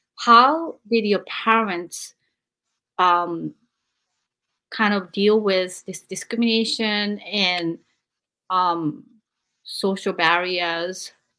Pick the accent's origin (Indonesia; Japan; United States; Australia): Japan; moved away; I'm from Japan.